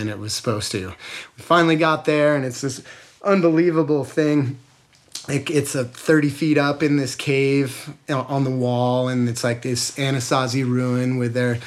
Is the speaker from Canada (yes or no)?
no; Jackson, Wyoming, United States; I'm from Jackson, where we have the Tetons as a reference